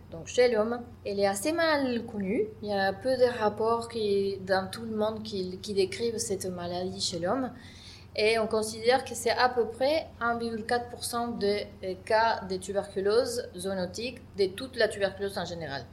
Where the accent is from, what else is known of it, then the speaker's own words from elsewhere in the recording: Argentina; French is a second language; moved away as an adult; also born or lived in Buenos Aires, Argentina; now in France; je suis une microbiologiste qui a fait ses études dans mon pays d'origine qui est l'Argentine à l'Université de Buenos Aires